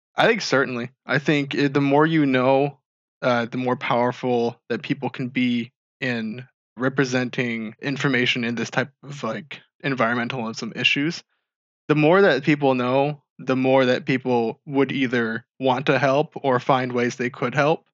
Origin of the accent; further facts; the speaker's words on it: Marshall, Michigan, United States; I grew up in Marshall, Michigan